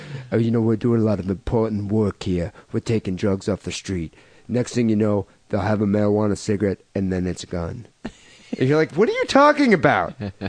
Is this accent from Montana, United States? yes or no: no; Louisiana, United States; I was born in Louisiana, so I know about that culture.